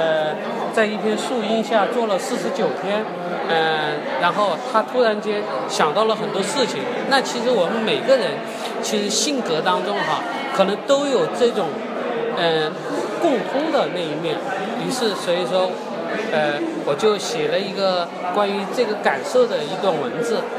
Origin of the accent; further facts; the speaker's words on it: Sichuan, China; 比如我回到呃我老家，因为我